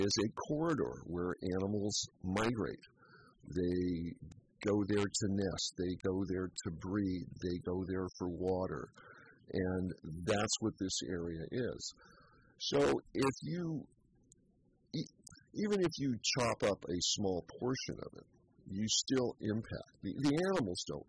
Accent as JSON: {"language": "English", "town": "Petaluma", "region": "California", "country": "United States", "tie": "born or raised there", "said": "I grew up in Petaluma"}